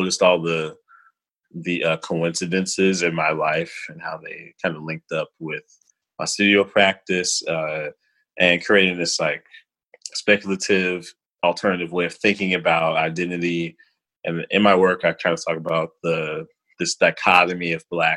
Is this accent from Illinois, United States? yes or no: yes; Chicago, Illinois, United States; moved away as an adult; also born or lived in Albany, New York; now in Brooklyn, United States; I sort of grew up as like a typical inner city kid on the west side of Chicago